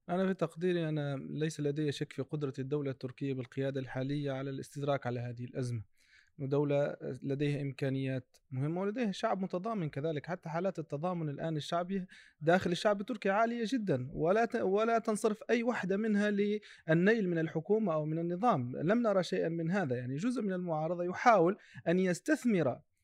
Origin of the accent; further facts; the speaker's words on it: Tunisia; نحن كتونسيين